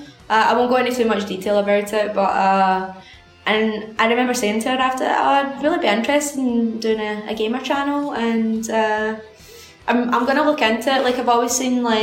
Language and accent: English; Airdrie, Scotland, United Kingdom; the Airdrie Town Hall, because that's my hometown